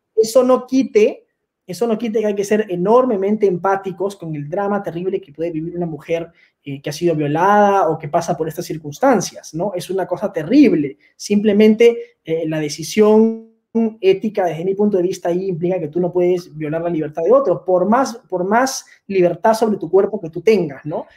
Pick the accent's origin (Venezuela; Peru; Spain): Peru; nosotros los peruanos